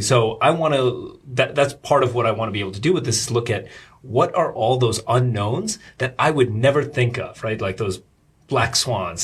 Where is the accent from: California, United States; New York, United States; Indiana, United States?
New York, United States; Rockland County; moved away as an adult; now in Shanghai, China; I grew up in uh, uh, Rockland County. It's like suburbs of New York